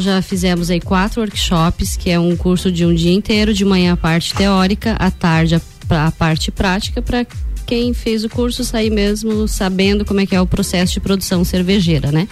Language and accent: Portuguese; Coxilha Rica, Santa Catarina, Brazil; sou cria da Coxilha Rica